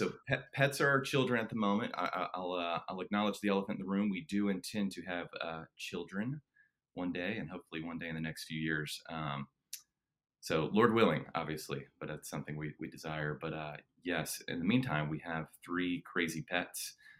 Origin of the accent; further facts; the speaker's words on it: Savannah, Georgia, United States; also born or lived in Chattanooga, Tennessee; I am born and raised in Savannah, Georgia. It's been my hometown for forever. I grew up here.